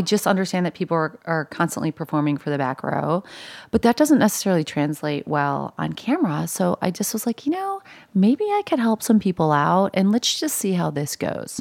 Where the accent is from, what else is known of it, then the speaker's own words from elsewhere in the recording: Buffalo, New York, United States; also born or lived in Los Angeles; now in New York, United States; I'm from Buffalo